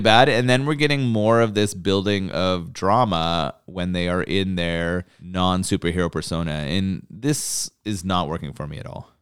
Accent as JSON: {"language": "English", "country": "Canada", "said": "As a Canadian"}